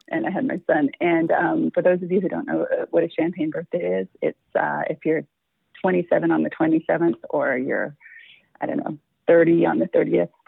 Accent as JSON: {"language": "English", "town": "Toronto", "region": "Ontario", "country": "Canada", "tie": "born or raised there", "said": "born and raised in Toronto, Ontario, Canada"}